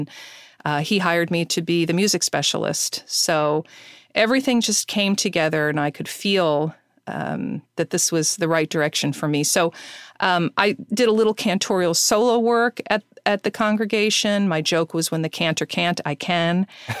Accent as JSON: {"language": "English", "area": "Suffolk County", "region": "New York", "country": "United States", "tie": "born or raised there", "said": "I grew up in Suffolk County and attended Stony Brook State University of New York, and then I ended up after that, living in New York City for a few years"}